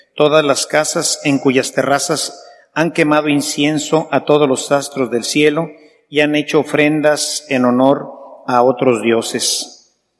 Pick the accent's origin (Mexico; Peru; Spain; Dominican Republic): Mexico; como esposos, como sacerdotes, como empresarios, como mexicanos